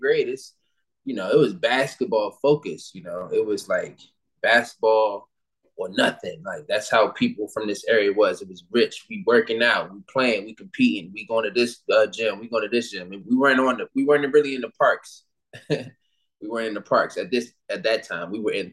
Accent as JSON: {"language": "English", "area": "Prince George's County", "region": "Maryland", "country": "United States", "tie": "born or raised there", "also_born_or_lived": "Temple Hills, Maryland / Bowie, Maryland", "said": "I grew up in PG County, Maryland."}